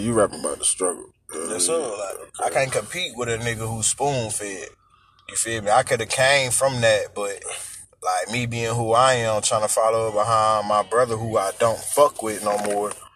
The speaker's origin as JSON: {"language": "English", "town": "Akron", "region": "Ohio", "country": "United States", "moved": "yes", "said": "I'm originally from Akron, Ohio. You feel me? City of LeBron, but I'm from the east side."}